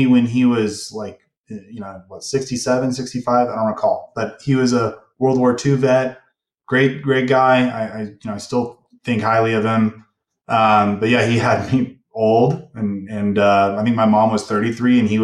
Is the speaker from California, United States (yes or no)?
yes; Ventura County, Southern California, United States; moved away as an adult; also born or lived in Utah; now in Salt Lake City area, Utah, United States; I moved out to Utah about 3 years ago from Southern California. I was born and raised in Southern California.